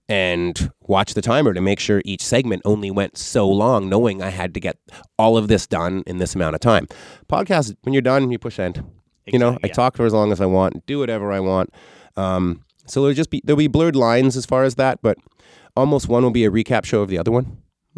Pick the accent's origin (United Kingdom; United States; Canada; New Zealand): Canada; I'm Canadian, just like Pam Anderson.